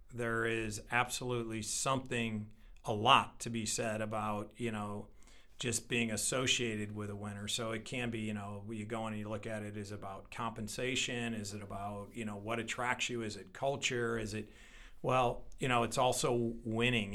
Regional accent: St. Louis, Missouri, United States; born and raised in Saint Louis and committed to Saint Louis

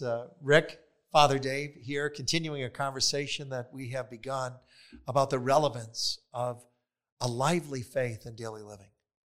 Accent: Wisconsin, United States; So I hail originally from Wisconsin. And moved several times in my life, and eventually entered into the seminary after college.

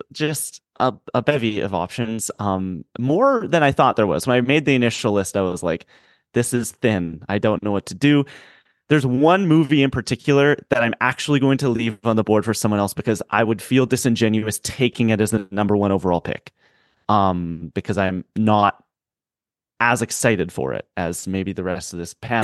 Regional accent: Canada; I'm a Canadian

